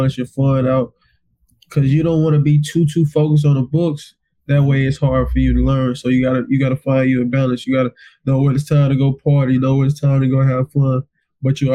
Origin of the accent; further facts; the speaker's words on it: Pensacola, Florida, United States; moved away as an adult; now in Salisbury, United States; I'm from Pensacola, Florida